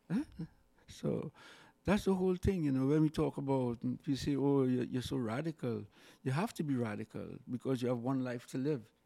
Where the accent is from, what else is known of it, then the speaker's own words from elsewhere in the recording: Siparia, Trinidad & Tobago; also born or lived in Saint James, Port of Spain; I was born in Sapari in Trinidad and went on to move to the city around fifteen years.